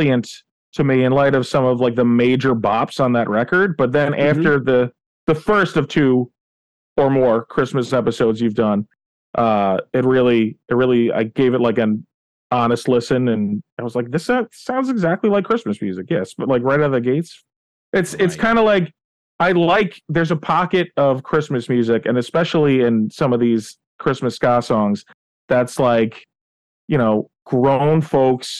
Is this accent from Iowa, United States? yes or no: no; New York, United States; I'm from New York, and my wife's family is half Italian